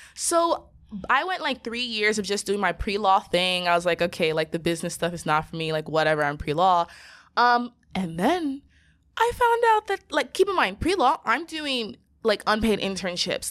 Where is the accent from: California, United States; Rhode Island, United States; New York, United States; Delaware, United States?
California, United States; Southern; being from Southern California and being raised by Nigerian parents